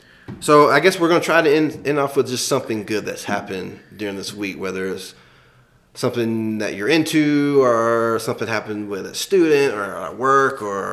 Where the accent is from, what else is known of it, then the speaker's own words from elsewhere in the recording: the South, United States; I'm from the South, though, so I don't think you know what real barbecue is.